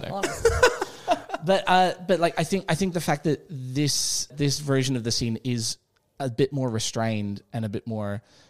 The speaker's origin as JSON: {"language": "English", "region": "Scotland", "country": "United Kingdom", "said": "I'm being from Scotland"}